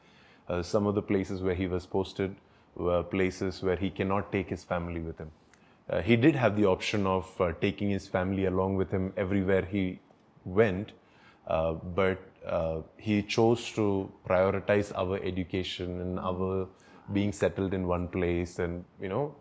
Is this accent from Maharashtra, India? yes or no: yes; Mumbai, Maharashtra, India; also born or lived in Tiruvalla, Kerala / Ambernath; now in Bangalore, India; I was born in Kerala, and then my relatives, some of them, along with my mother, they brought me to Mumbai. But I grew up in Mumbai